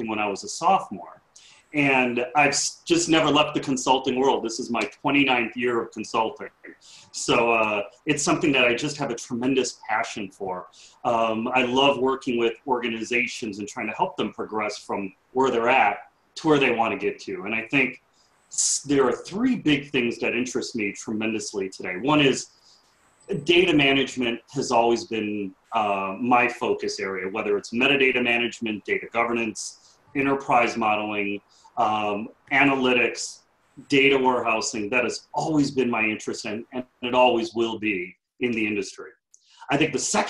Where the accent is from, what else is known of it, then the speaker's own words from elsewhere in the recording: Chicago, Illinois, United States; I grew up in Chicago on the southwest side of the city